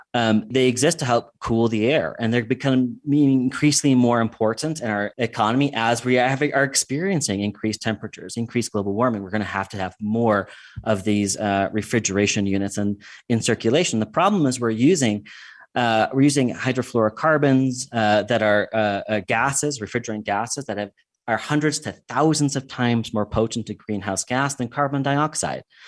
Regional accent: United States; moved away as an adult; also born or lived in England; what I grew up with in the United States

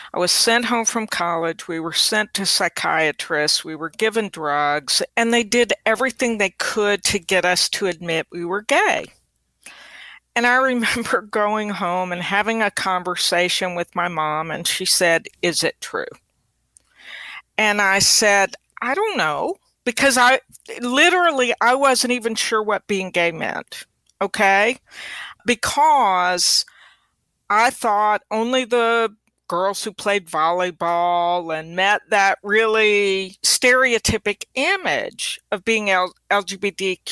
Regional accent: Mississippi, United States; also born or lived in Europe; growing up in Mississippi, we moved to Mississippi from Europe when my dad died when I was six

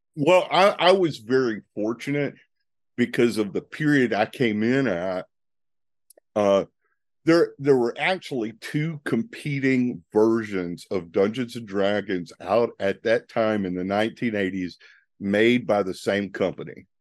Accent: Northeast Louisiana, United States; I grew up in Northeast Louisiana

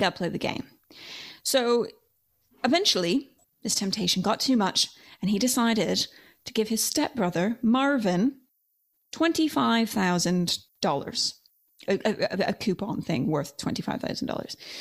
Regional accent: Canada; grew up in Canada.

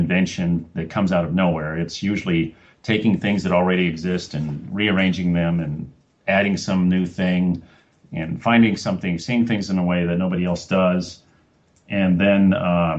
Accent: Los Angeles, California, United States; moved away as an adult; also born or lived in Oregon / Cambridge, Massachusetts / Salt Lake City / Colorado; And now I'm from Los Angeles, my hometown, and so yeah, I've been back in Los Angeles for a few years

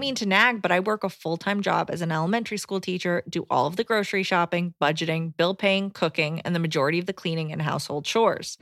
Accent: Decatur, Georgia, United States; I'm from Atlanta.

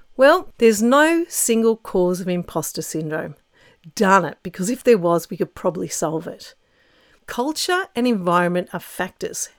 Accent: Australia

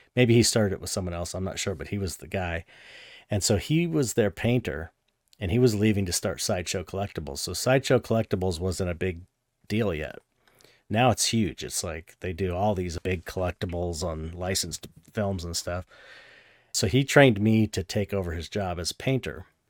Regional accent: San Pedro, California, United States; I grew up in San Pedro, and that's, like, you know, forty minutes outside of Hollywood

